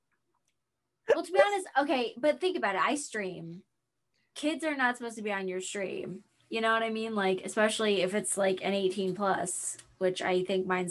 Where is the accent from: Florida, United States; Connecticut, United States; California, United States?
Florida, United States; I was born in Florida